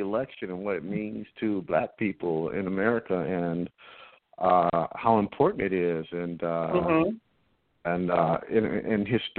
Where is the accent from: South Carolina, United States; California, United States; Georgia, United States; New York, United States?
California, United States; Compton; I also grew up in Compton.